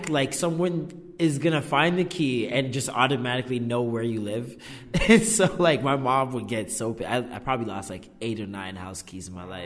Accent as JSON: {"language": "English", "town": "Vaughan", "region": "Ontario", "country": "Canada", "tie": "born or raised there", "also_born_or_lived": "Oakwood, Toronto / Trethewey, Toronto / Malvern, Toronto", "lives_now": "Toronto, Canada", "said": "the majority of my life in Maple until like I was probably like 19, 20"}